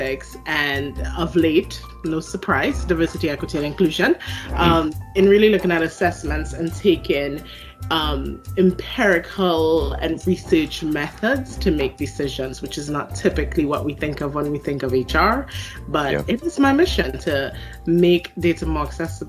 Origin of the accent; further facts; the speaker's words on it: Trinidad & Tobago; moved away as an adult; also born or lived in South Carolina, United States; now in United States; I have an accent that people hear that I don't hear. So I am originally from Trinidad and Tobago in the Caribbean. I came to the U.S. in, I'm going to date myself, 2003